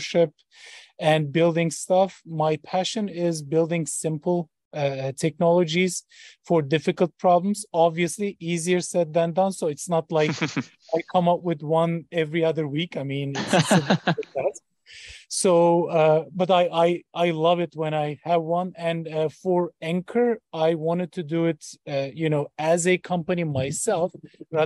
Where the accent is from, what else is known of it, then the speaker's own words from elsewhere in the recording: Ankara, Turkey; moved away as an adult; also born or lived in Boston, United States / Switzerland; now in Columbus, United States; So I was born in Ankara, Turkey. That was my hometown for 20 years.